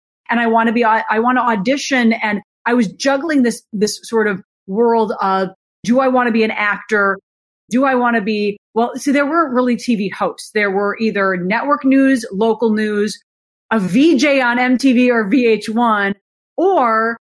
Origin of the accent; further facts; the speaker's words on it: Minnesota, United States; I don't want to work in small town USA. I came from Minnesota. I'm ready for the big city.